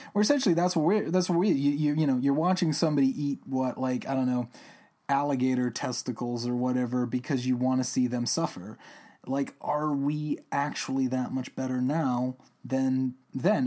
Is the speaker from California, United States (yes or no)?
no; Albuquerque, New Mexico, United States; my home state of New Mexico